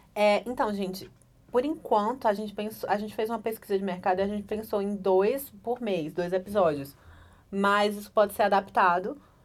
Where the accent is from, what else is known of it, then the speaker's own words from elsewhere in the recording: Pernambuco, Brazil; moved away as an adult; now in Brasília, Brazil; eu sou pernambucana.